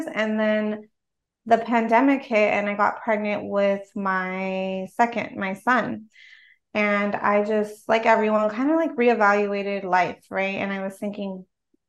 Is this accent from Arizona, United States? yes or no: no; Los Angeles, California, United States; also born or lived in South Bay, California; I grew up in a small, like, I guess you could call it a suburb of Los Angeles, on the west side of Los Angeles